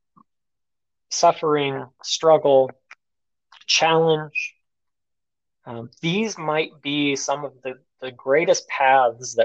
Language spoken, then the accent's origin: English; United States; I'm an American.